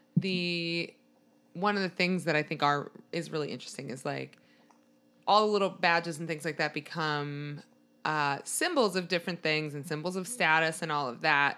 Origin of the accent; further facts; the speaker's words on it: Maryland, United States; I'm from Maryland, which is outside of D C